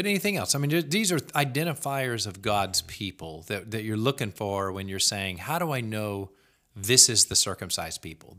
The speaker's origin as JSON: {"language": "English", "region": "the South", "country": "United States", "moved": "yes", "said": "I am from the South. I've still got relatives in the South."}